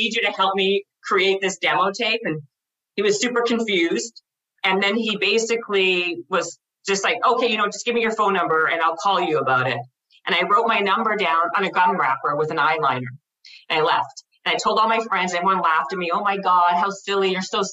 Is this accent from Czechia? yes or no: no; Winnipeg, Manitoba, Canada; I'm from Winnipeg, Manitoba.